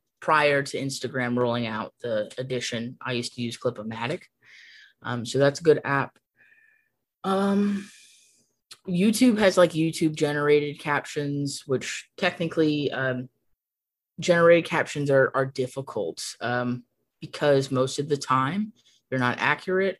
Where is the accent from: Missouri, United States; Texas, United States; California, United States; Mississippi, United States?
California, United States; San Gabriel Valley; moved away as an adult; now in Arizona, United States; I'm originally from California, and I was raised in the San Gabriel Valley in California